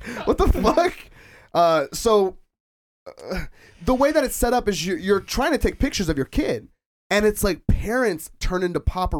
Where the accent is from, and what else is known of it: Anaheim, California, United States; born or raised there